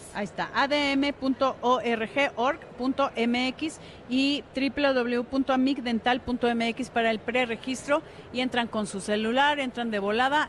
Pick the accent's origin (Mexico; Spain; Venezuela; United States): Mexico; nosotros como mexicanos